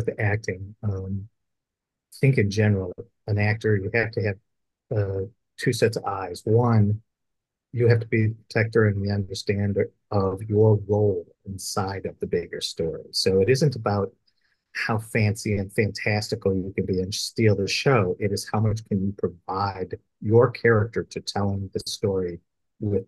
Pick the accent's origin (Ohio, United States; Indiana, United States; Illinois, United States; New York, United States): Illinois, United States; Chicago; I grew up in the Midwest, Chicagoland area